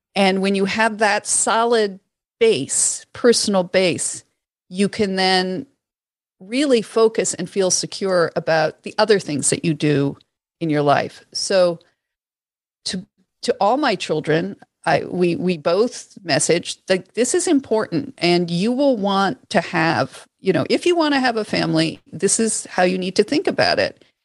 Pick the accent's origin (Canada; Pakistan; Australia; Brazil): Canada; Toronto, Ontario; I grew up in Toronto